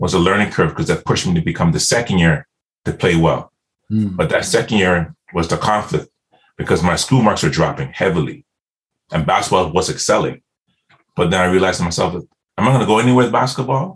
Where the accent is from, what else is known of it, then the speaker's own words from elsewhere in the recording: Nottingham, East Midlands, United Kingdom; moved away; I'm from Nottingham